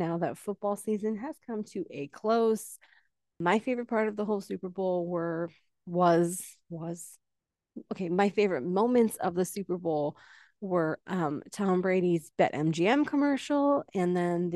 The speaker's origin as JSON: {"language": "English", "country": "Canada", "said": "I'm from Canada"}